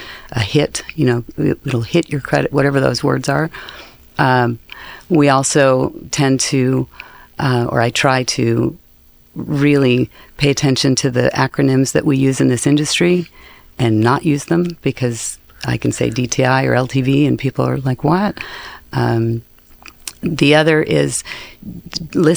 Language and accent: English; Arizona, United States; I'm from Arizona